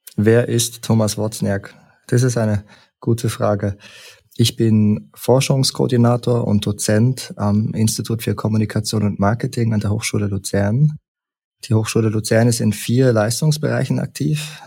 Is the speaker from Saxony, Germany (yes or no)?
yes; Leipzig, Saxony, Germany; also born or lived in Berlin / St. Gallen; now in Bern, Switzerland; Ich bin ursprünglich aus Leipzig und bin über einen Umweg in Berlin nach St. Gallen gekommen